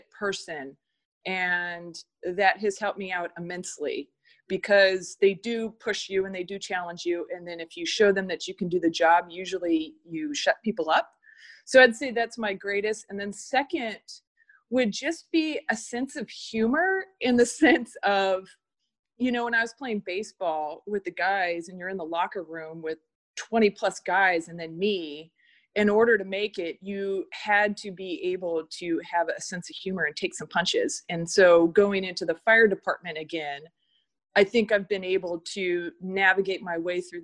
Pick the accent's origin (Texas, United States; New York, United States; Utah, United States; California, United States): California, United States; Long Beach; moved away as an adult; now in Oregon, United States; I grew up in Long Beach, California